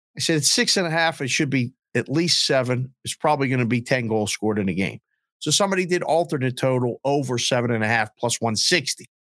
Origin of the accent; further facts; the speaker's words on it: Pittsburgh, Pennsylvania, United States; moved away as an adult; also born or lived in Caribbean; now in Scottsdale, United States; growing up in Pittsburgh and having some really hard winters